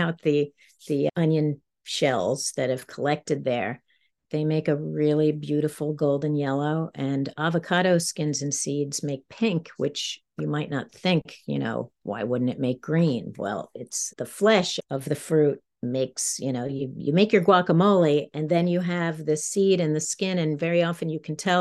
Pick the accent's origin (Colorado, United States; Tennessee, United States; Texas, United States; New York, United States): New York, United States; moved away as an adult; now in Maine, United States; I'm a New Yorker, so I'm a city girl, and now I'm, you know, it's kind of like, now I'm in the country